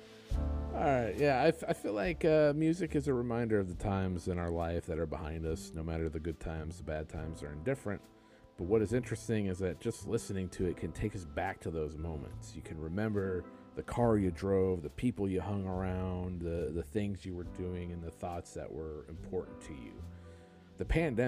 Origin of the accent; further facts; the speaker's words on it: Des Moines, Iowa, United States; I'm from the Des Moines area, and Des Moines, Iowa, not Des Moines, Washington, but from the Des Moines, Iowa area